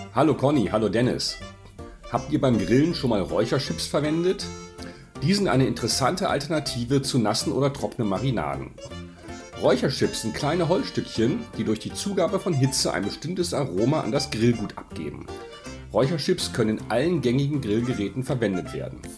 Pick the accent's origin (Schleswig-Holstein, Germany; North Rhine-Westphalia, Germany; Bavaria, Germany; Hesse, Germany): Schleswig-Holstein, Germany; Kiel; born or raised there